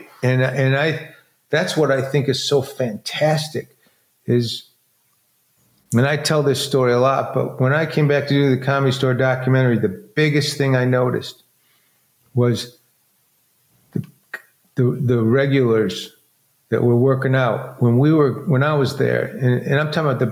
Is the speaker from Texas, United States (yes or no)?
no; Detroit, Michigan, United States; born or raised there; moved away